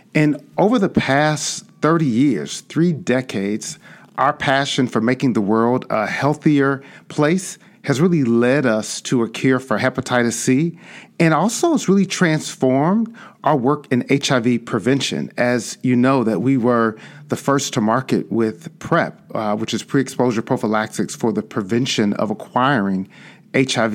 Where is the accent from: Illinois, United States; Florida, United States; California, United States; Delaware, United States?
Illinois, United States; Chicago; I grew up on the South Side and South suburbs of Chicago